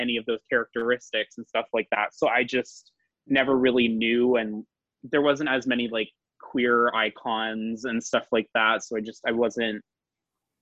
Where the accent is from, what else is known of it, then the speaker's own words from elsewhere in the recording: Fredericton, New Brunswick, Canada; moved away as an adult; also born or lived in Miramichi, New Brunswick / Toronto; I'm from Fredericton, New Brunswick, which is a very, it's the capital city of New Brunswick